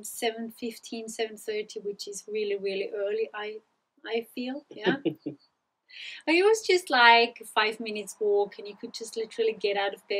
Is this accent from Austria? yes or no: yes; Pinzgau, Salzburg, Austria; also born or lived in Leeds; I grew up in Pinskau, very rural countryside.